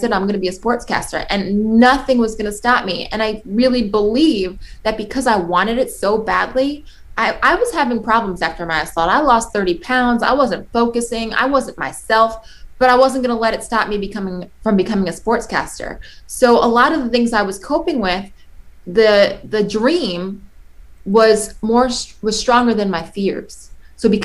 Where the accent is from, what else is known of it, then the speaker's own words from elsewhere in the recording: New York, United States; I'm from New York